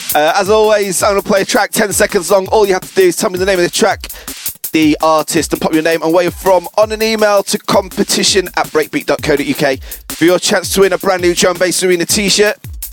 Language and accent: English; Sheffield, Yorkshire and the Humber, United Kingdom; Sheffield, my hometown, in the UK.